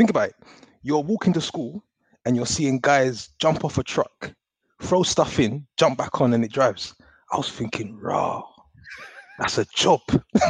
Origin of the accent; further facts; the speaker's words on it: London, United Kingdom; It was just, you know, growing up in North London